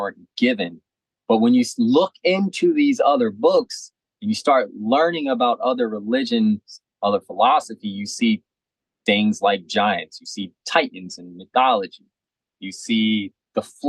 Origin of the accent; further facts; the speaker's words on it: Maryland, United States; I'm from Maryland.